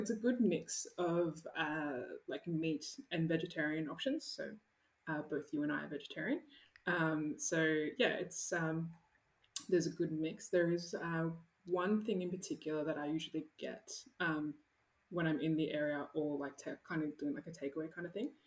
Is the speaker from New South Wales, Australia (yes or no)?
yes; Sydney, New South Wales, Australia; I grew up in Southwest Sydney